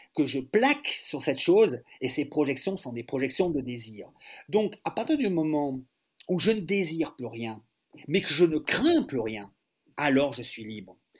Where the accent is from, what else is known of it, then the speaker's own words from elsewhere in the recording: France; les Français